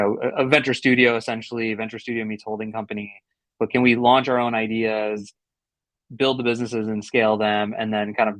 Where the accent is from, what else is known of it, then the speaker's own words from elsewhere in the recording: St. Louis, Missouri, United States; I'm born and raised in St. Louis, immigrant